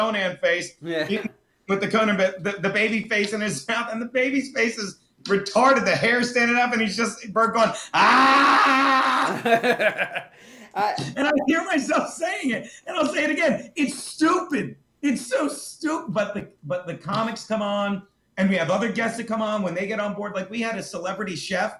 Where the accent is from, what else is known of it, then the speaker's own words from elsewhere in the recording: Vineland, New Jersey, United States; I'm from Vineland, born and raised.